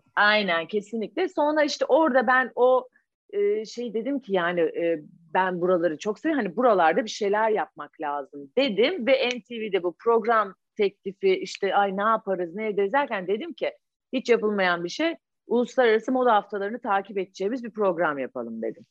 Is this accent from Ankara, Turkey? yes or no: yes; Ankara, Turkey; moved away; also born or lived in Istanbul; biz Ankaralı olduğumuz için